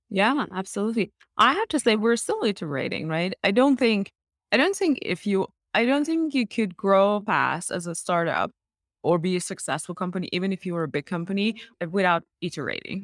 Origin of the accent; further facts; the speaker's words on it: Iran; moved away as an adult; also born or lived in Middle East / Canada; now in United States; I was born in Iran and I went to school in Iran